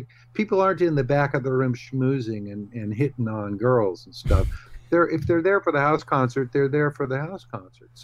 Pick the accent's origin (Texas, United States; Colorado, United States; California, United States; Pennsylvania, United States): California, United States; Bay Area; I don't work in the Bay Area very often.